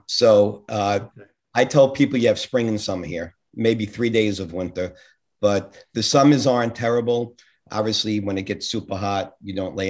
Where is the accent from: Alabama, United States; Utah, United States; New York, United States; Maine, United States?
New York, United States; New York City; moved away as an adult; also born or lived in Brooklyn / New Jersey; now in Florida, United States; as you can tell from the accent, it wasn't Kansas. I was born in Brooklyn and moved to Queens when I was about 5. So basically stayed there through the time I got married